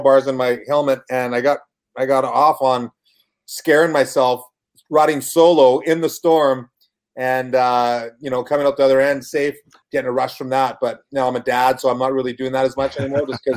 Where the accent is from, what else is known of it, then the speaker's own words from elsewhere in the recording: Kamloops, British Columbia, Canada; moved away as an adult; also born or lived in Vancouver / Houston, Texas; I was born in Vancouver, raised in Kamloops with a few small stops in like Adams Lake in the middle of BC